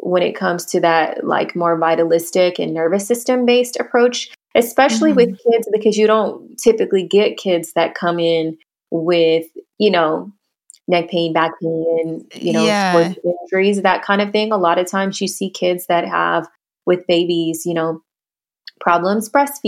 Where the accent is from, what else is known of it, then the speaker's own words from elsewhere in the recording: Houston, Texas, United States; I mentioned I'm from Houston.